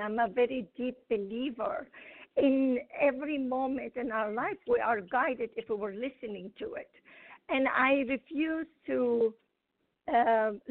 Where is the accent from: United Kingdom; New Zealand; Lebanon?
Lebanon; English is a second language; moved away as an adult; now in United States; I grew up in Lebanon